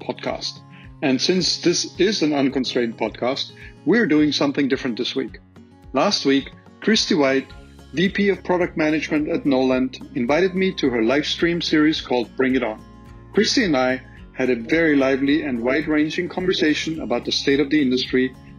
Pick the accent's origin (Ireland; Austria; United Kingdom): Austria; accent: Austrian; now in Minneapolis, United States; My accent is from Austria. I am based in Minneapolis